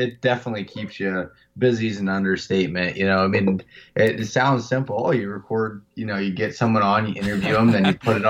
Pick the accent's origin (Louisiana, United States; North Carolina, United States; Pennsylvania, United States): Pennsylvania, United States; I'm from North Central Pennsylvania, just a small town up in the Pennsylvania Wilds region.